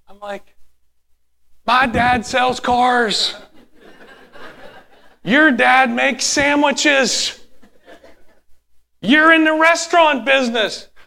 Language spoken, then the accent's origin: English; United States; I'm American.